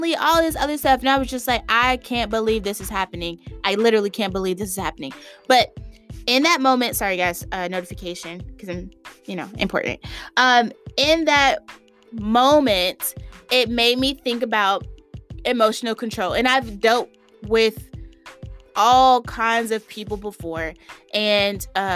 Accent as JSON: {"language": "English", "region": "the South", "country": "United States", "moved": "as an adult", "said": "I'm from the South"}